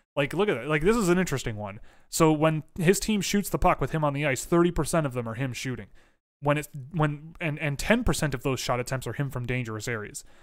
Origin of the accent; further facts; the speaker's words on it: Canada; I'm Canadian